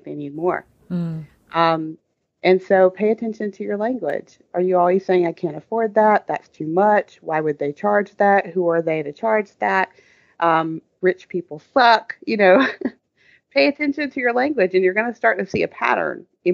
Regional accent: the South, United States; I grew up in the South

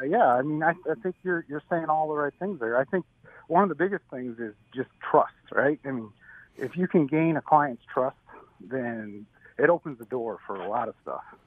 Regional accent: Syracuse, New York, United States; moved away as an adult; also born or lived in California; I'm from Syracuse, New York. I grew up there. Um, I was there until about I was 21

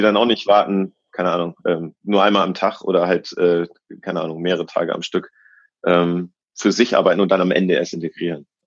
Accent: Germany; moved away as an adult; now in Australia; also sowohl Deutscher als auch Australier jetzt

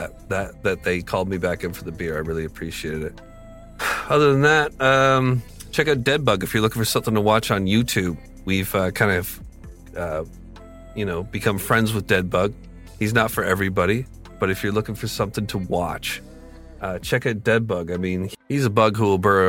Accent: Canada; I'm from Canada

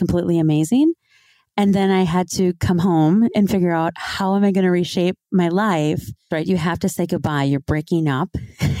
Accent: Twin Cities area, Minnesota, United States; moved away; I grew up in Minnesota, so in the Twin Cities area, Minneapolis, St. Paul area

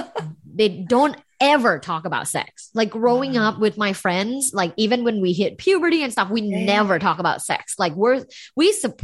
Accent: Bangkok, Thailand; now in United States; I'm actually not from the US. I'm from Thailand.

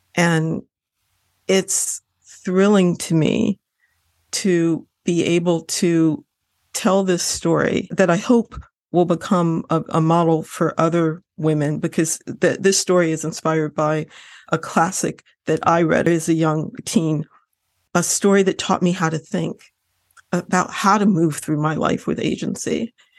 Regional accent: Lorain, Ohio, United States; I grew up in Ohio, I grew up in Lorraine, Ohio

